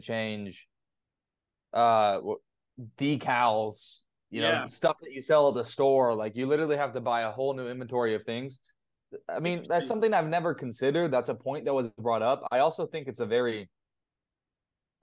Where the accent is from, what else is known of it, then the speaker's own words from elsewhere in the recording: West Coast, United States; I'm from the West Coast